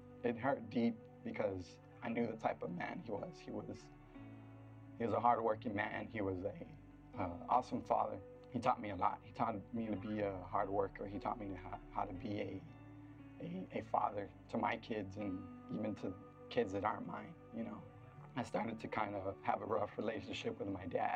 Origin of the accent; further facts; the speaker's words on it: Floresville, Texas, United States; I'm originally from Floresville, Texas. It's just down the street from here, so grew up there for a little bit.